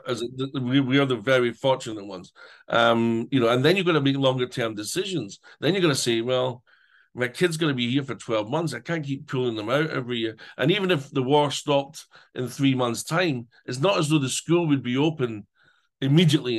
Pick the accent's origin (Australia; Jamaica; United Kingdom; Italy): United Kingdom; Scotland; now in Ukraine; being Scottish